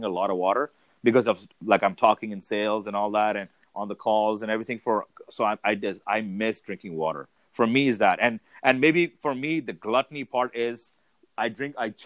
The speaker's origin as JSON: {"language": "English", "region": "Dubai", "country": "United Arab Emirates", "tie": "born or raised there", "moved": "yes", "said": "born and raised in Dubai."}